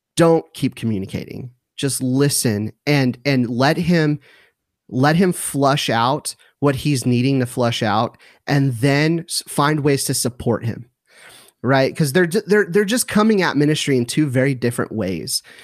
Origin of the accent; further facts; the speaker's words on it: Southern California, United States; moved away as an adult; now in McKinney, United States; my wife and I were born and raised in Southern California